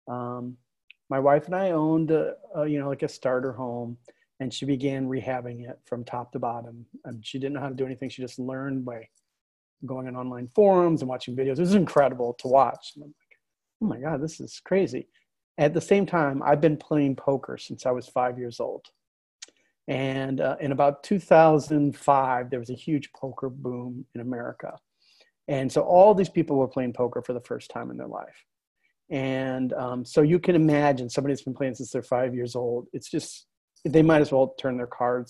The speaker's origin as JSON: {"language": "English", "town": "Fort Wayne", "region": "Indiana", "country": "United States", "tie": "born or raised there", "also_born_or_lived": "Wichita, Kansas / New York", "moved": "as an adult", "said": "I grew up in Fort Wayne, Indiana, which is on the other side of Indiana"}